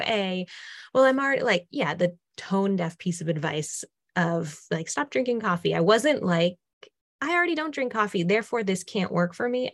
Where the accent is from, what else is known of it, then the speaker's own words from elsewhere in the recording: Massachusetts, United States; now in Austin, United States; I'm originally from Massachusetts, but I was living in, you know, still living in Austin, Texas